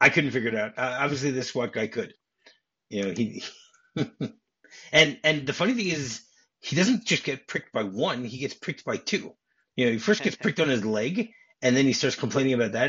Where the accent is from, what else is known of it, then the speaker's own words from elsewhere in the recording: New Jersey, United States; I grew up in New Jersey